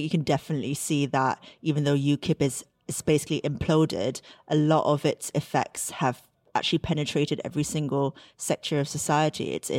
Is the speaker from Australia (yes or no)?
no; United Kingdom; obviously everyone goes on about, oh, you know, we're British, we use humour to disarm and like defang people.